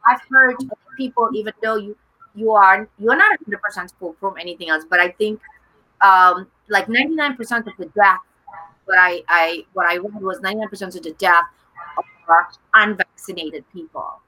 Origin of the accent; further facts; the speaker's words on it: Jakarta, Indonesia; I was born in Jakarta